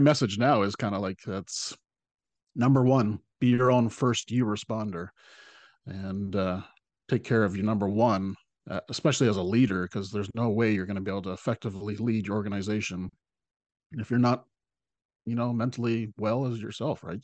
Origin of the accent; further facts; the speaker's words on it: Salt Spring Island, British Columbia, Canada; my hometown